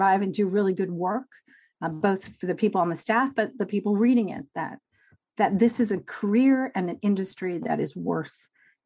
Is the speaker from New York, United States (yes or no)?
yes; New York, United States; I grew up in New York